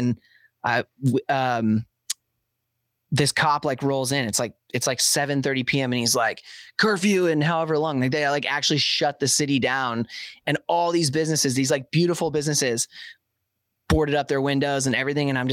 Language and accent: English; Portland, United States; I grew up playing shows in Portland